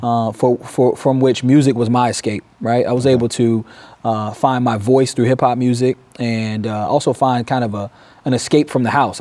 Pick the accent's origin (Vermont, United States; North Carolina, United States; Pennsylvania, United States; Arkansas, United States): North Carolina, United States; Durham; moved away as an adult; now in Peoria, United States; born and raised in Durham, North Carolina.